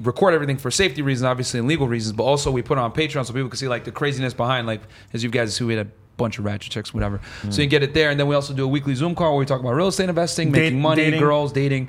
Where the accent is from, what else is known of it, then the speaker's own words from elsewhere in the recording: Connecticut, United States; also born or lived in Boston; I grew up in Connecticut.